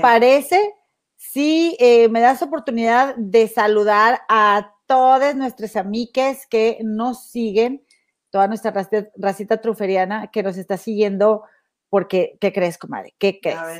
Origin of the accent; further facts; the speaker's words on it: Monterrey, Nuevo León, Mexico; moved away; mi tierra, Monterrey